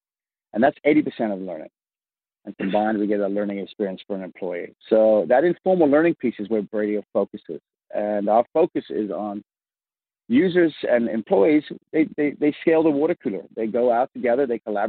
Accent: Vancouver, British Columbia, Canada; accent: mid-Atlantic; moved away as an adult; also born or lived in Africa; now in United States; I, if you can hear my odd, what they call mid-Atlantic accent, is I grew up in Africa, and I grew up in Vancouver, Canada. And then I came down here in the early, the late 90s, and just before the dot-com boom, if you will.

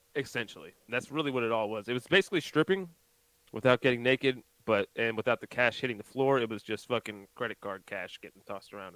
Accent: Pennsylvania, United States; now in South Carolina, United States; I'm from Pennsylvania

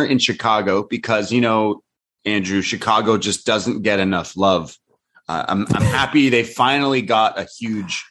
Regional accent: Canada; also born or lived in Toronto; a Canadian

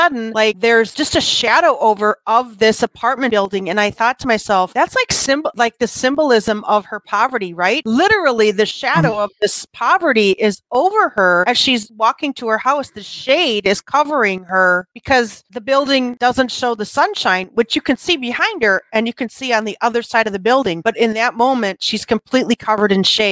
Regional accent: Wisconsin, United States; accent: Wisconsin; I got my Wisconsin accent up here

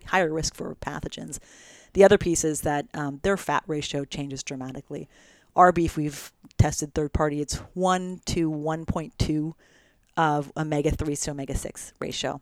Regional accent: United States; also born or lived in Oregon / California / Italy; I grew up in Oregon in California

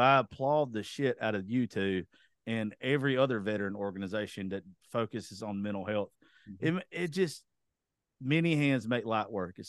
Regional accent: Georgia, United States; especially where I'm from, I grew up in Georgia.

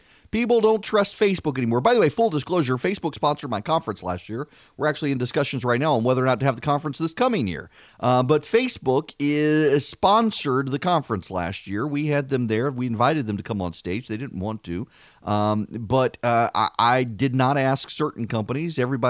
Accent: Dubai, United Arab Emirates; when I grew up in Dubai, the currency in Dubai was dirhams, and you could get 3 dirhams, 60 fils.

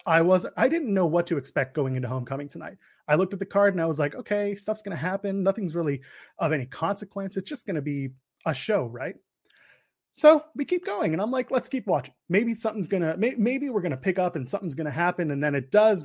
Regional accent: Canada; the Canadian boy. I am a Canadian boy

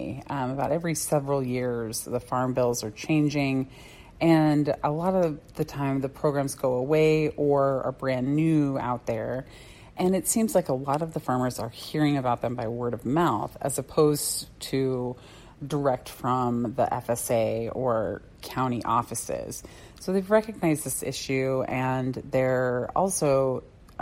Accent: Tucson, Arizona, United States; now in Mesa, United States; I grew up in Tucson.

